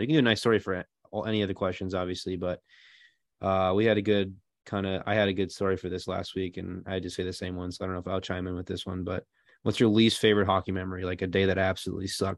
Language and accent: English; Central Minnesota, United States; growing up in Central Minnesota, everyone's a Husky or a Gopher fan